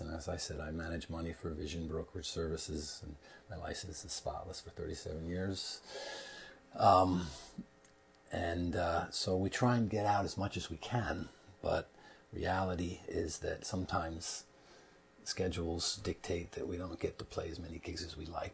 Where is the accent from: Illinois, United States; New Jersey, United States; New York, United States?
New York, United States; New York City; also born or lived in Bethlehem, Pennsylvania; I was born in New York City